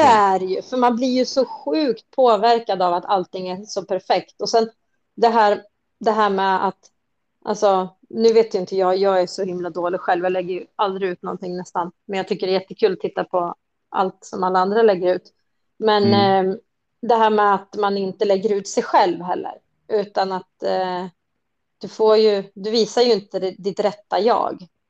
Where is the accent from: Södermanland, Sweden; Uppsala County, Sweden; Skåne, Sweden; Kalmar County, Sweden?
Södermanland, Sweden; Nyköping; jag är från Nyköping